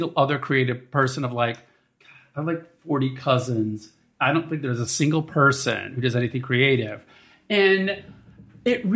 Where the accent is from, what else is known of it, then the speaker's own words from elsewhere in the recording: suburbs of Chicago, Illinois, United States; Midwestern Catholic boy, suburbs of Chicago, 9 kids